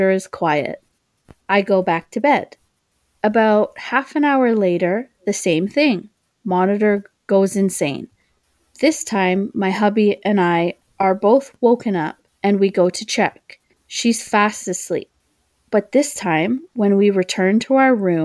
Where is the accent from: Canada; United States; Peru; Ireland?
Canada; Oshawa, Ontario; also born or lived in Toronto, Ontario; near where I live in my hometown called Parkwood Mansion